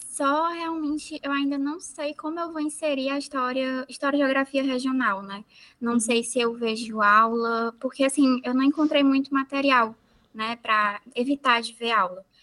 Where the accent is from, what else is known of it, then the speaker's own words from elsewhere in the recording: Maranguape, Ceará, Brazil; eu sou da região metropolitana de Fortaleza, Maranguape, uma cidade pequena